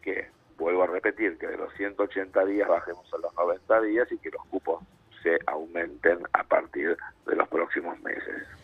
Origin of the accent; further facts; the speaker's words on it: Argentina; soy argentino, vivo en Argentina